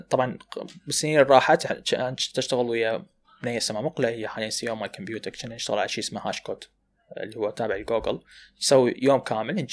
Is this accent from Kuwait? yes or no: no; Iraq; المشاكل عندنا بالعراق انه المبرمجين العراقيين ما دا يحاولون يسوون ماركتنج لنفسهم